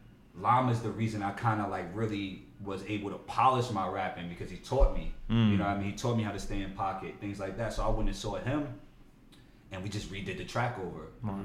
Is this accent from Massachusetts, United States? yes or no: no; Newark, New Jersey, United States; They don't think I'm from Newark.